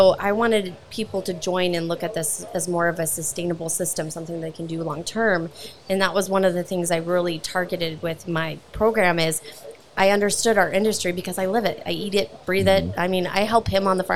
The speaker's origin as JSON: {"language": "English", "town": "Alliance", "region": "Nebraska", "country": "United States", "tie": "born or raised there", "moved": "yes", "lives_now": "South Dakota, United States", "said": "I'm originally born and raised from Alliance, Nebraska."}